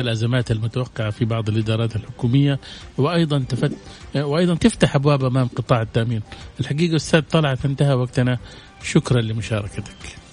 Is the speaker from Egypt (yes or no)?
no; Saudi Arabia; إحنا عندنا في السعودية